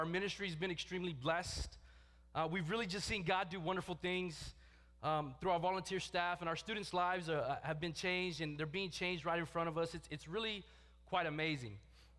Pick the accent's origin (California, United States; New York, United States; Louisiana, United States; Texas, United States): Texas, United States; joined Valley from Texas. And it's funny to me because Big Dave was telling me just last week how my accent has changed.